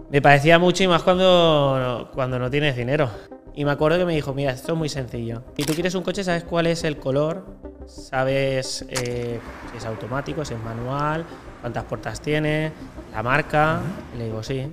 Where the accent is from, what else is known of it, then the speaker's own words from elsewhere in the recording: Valencia, Valencian Community, Spain; also born or lived in Lleida; tengo 29 años, eh, nací en Lleida, pero toda mi vida he vivido en Valencia. Y la verdad que viví en Valencia desde que tengo un año